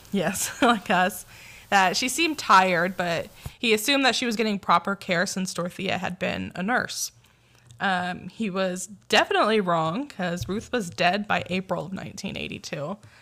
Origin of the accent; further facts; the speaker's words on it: Sanger, California, United States; Sanger shout out